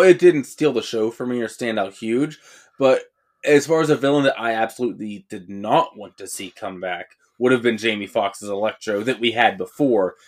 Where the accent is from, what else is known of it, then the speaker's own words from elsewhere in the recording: Johnstown, Pennsylvania, United States; we're from Steve Ditko's hometown